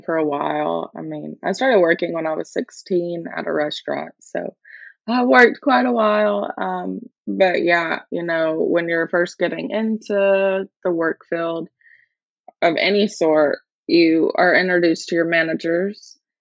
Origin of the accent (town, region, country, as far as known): Alabama, United States; first language English; moved away as an adult; now in Schmalkalden, Germany